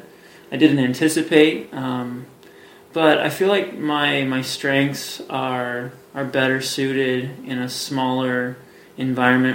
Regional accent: Hillsboro, Oregon, United States; moved away as an adult; also born or lived in Portland, Oregon; now in Colorado Springs, United States; I grew up in Hillsboro, Oregon, and went to high school out there.

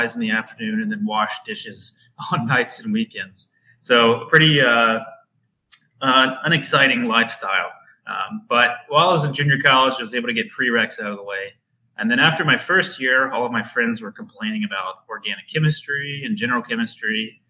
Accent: McComb, Mississippi, United States; moved away as an adult; also born or lived in Hattiesburg, Mississippi; now in Berkeley, United States; I'm born and raised in McComb, Mississippi

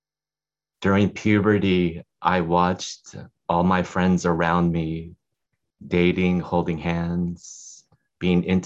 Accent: Salinas, California, United States; I grew up in Salinas in the Central Valley of California. It's a small farm town.

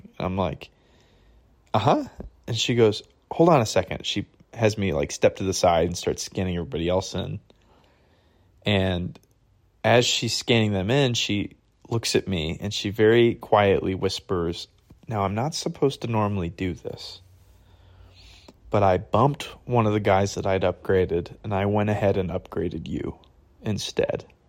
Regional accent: Michigan, United States; now in Redding, United States; I'm from Michigan

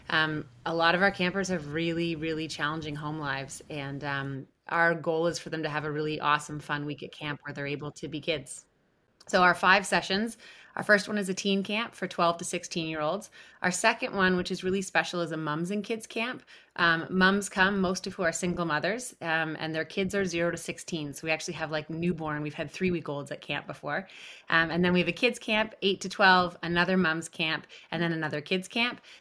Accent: Ontario, Canada; I was born in June, and I started attending camp shortly after. So I was I was one of those three weeks old, three week olds um, I grew up at I grew up at Camp Scugog, and I also went to Camp Oconto.

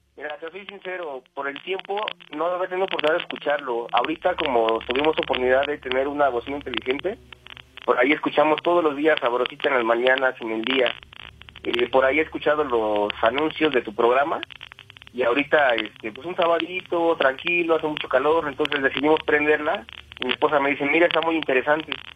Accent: Querétaro, Mexico; also born or lived in Iztapalapa, Mexico City; yo nací en Iztapalapa. Me trajeron mis papás para aquí, para la ciudad de Querétaro.

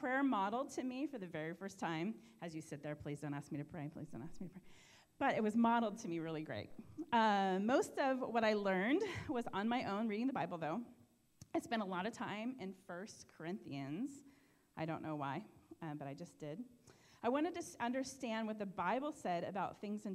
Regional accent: Bellevue, Washington, United States; I grew up in Bellevue, Washington, and my family of seven had everything

